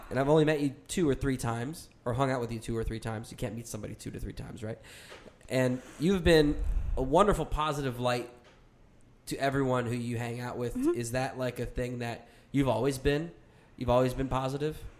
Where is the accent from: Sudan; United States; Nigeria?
United States; Medford, New Jersey; I grew up in Medford, New Jersey